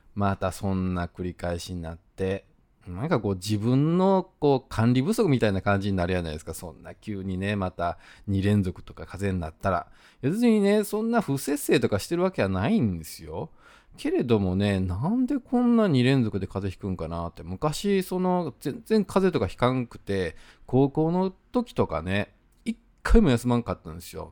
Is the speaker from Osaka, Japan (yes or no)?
yes; Osaka, Japan; accent: Osaka dialect; 自分が大阪弁で喋ってる